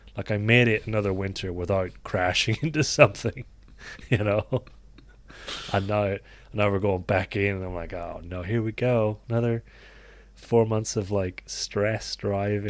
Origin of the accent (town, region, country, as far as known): Ireland